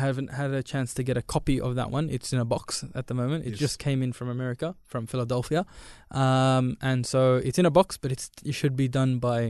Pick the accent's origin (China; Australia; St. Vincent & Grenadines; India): India; I'm Indian